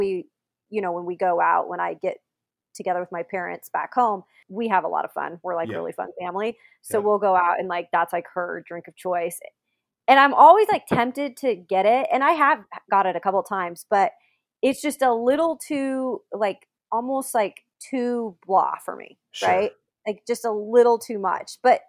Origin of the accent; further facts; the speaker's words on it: West Coast, United States; I'm like from the West Coast.